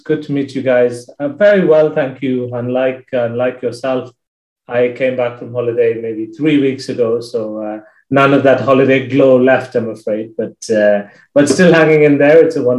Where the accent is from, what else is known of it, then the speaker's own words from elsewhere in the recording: India; now in United Kingdom; So I am originally from India and grew up around the world. My parents used to be expatriates and, you know, moved countries every few years or so.